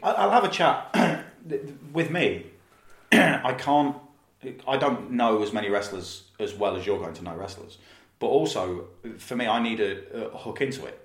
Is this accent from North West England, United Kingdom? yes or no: no; Leicester, East Midlands, United Kingdom; I'm from Leicester